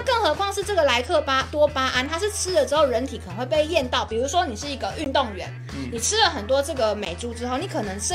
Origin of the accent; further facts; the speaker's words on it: Taiwan; 让我们台湾人去吃一样。